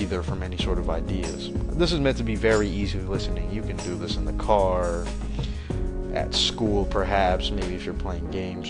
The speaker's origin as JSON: {"language": "English", "country": "United States", "said": "As an American"}